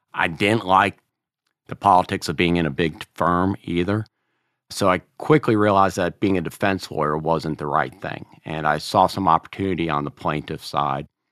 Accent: Cary, North Carolina, United States; I got a job in this law firm in Cary, which was my hometown

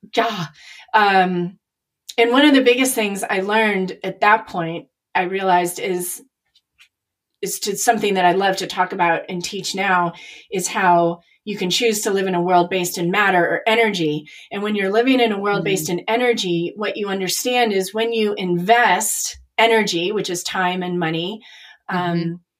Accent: Chicago, Illinois, United States; moved away; also born or lived in Nashville; I'm from Chicago

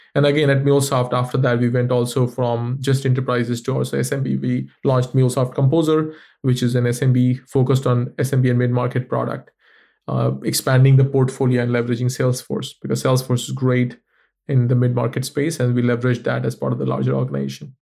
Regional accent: India; moved away; I come from India

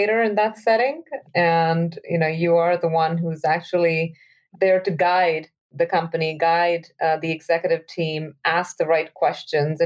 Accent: Delhi, India; I'm from Delhi in India

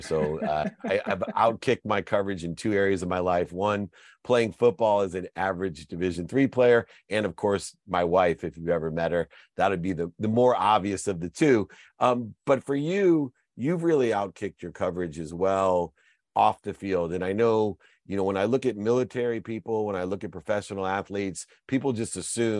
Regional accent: Akron, Ohio, United States; I'm from Akron, Ohio

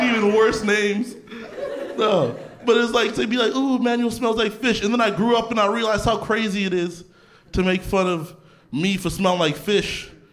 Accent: Canada; I grew up in Canada.

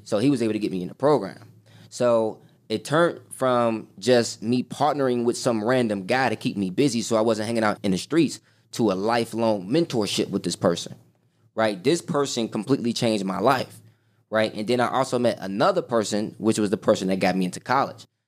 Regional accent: Chicago, Illinois, United States; born and raised on the South Side of Chicago, grew up in the hood

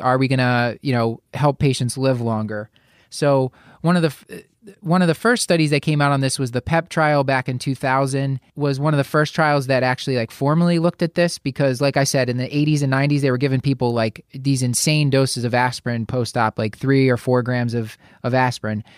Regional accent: Philadelphia, Pennsylvania, United States; my hometown of Philadelphia

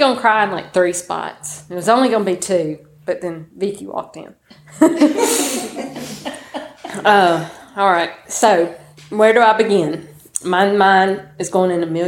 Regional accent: Tupelo, Mississippi, United States; now in Pontotoc, United States; I'm from Tupelo, Mississippi. I was born in Tupelo, now live in Pontotoc

